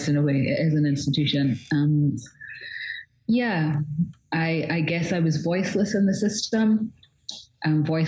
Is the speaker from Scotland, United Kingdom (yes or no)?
yes; Scotland, United Kingdom; So I grew up in all kinds of places all over Scotland. By the time I was 16, I'd moved well over 30 times